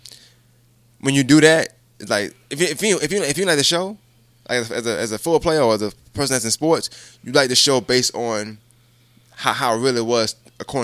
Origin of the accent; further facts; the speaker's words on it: New York, United States; moved away; I'm from New York